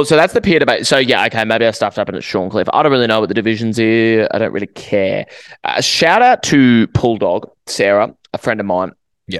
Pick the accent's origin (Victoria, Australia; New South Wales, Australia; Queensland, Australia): Queensland, Australia; Brisbane; it's only like 20, 25 minutes from where I grew up in Hawthorne.